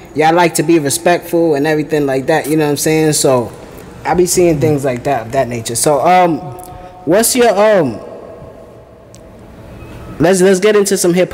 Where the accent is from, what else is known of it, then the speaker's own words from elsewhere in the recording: United States; also born or lived in Puerto Rico; I was born in Puerto Rico, but I came to America when I was 2 years old. So I grew up here basically